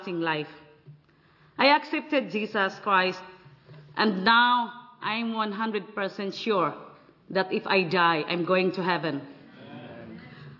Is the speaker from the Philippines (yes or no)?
yes; Philippines; from Philippines.